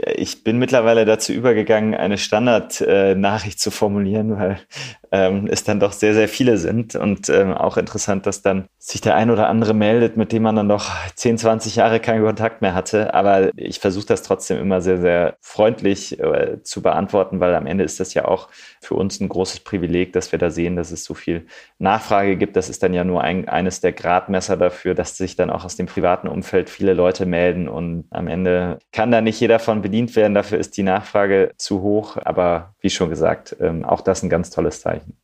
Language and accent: German; Düsseldorf, North Rhine-Westphalia, Germany; ich komme aus Düsseldorf